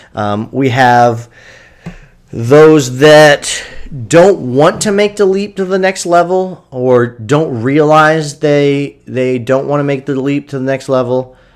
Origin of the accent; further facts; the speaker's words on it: Kendallville, Indiana, United States; my hometown of Kendallville.